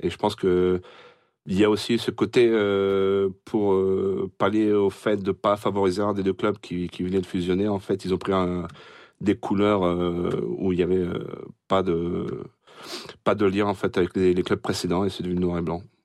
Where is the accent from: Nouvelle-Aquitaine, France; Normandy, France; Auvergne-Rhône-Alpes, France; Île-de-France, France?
Normandy, France; Rouen; ma mère est d'ici. Euh, j'ai grandi sur euh, sur Rouen